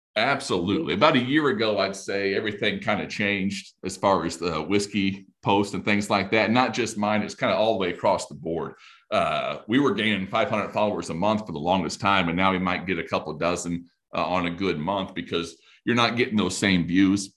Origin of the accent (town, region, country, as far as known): Indiana, United States